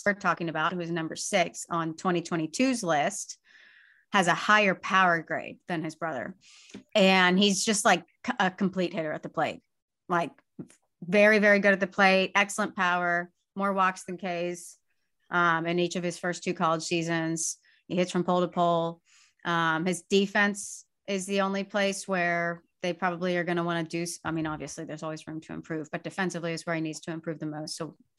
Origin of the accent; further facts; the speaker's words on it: Sugar Land, Texas, United States; He lost out to our guy who is also from Texas, Sugar Land, Texas, Kevin Copps, my hometown.